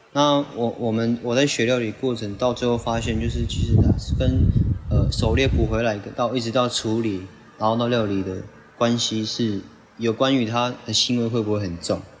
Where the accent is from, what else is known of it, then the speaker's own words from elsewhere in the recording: Sandimen, Pingtung County, Taiwan; 今年是二十二岁。然后我是来自屏东三地门乡大社村。对，然后大社部落这样